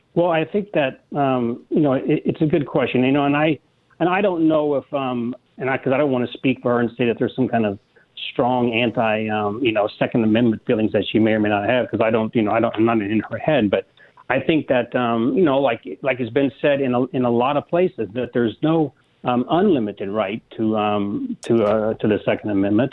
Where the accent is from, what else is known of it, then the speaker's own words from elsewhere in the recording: Midwest, United States; moved away; being a kid growing up in the Midwest around them, but my, my father was a retired cop after 25 years in Kansas City